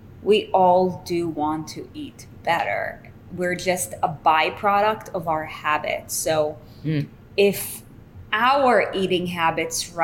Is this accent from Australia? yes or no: no; Israel; now in United States; I come from Israel